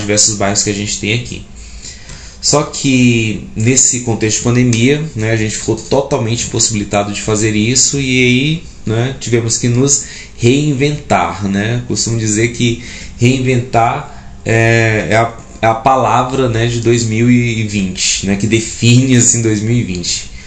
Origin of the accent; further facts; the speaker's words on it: Parnaíba, Piauí, Brazil; moved away as an adult; now in Goiás, Brazil; eu sou nascido e educado em Parnaíba, no Piauí